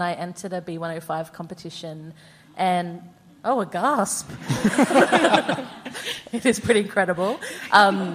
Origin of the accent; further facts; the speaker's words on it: Toowoomba, Queensland, Australia; also born or lived in Brisbane; I grew up in Toowoomba